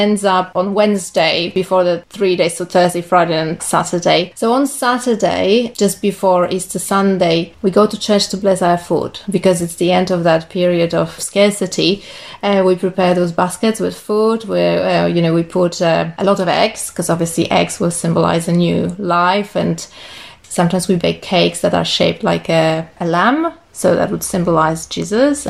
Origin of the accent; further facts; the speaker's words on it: Poland; moved away as an adult; also born or lived in Ireland; now in Nelson, New Zealand; I'm originally from Poland.